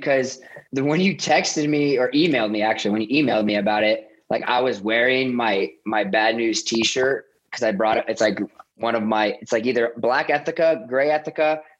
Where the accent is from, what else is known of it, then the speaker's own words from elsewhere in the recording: Columbus, Ohio, United States; I grew up outside Columbus, Ohio. So I'm a diehard Buckeye fan